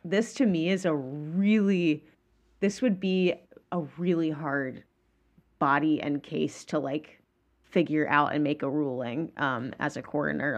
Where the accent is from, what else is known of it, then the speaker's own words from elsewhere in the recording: Georgia, United States; I'm from Georgia